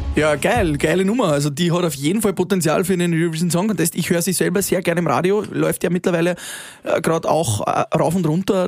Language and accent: German; Upper Austria, Austria; bei uns in Oberösterreich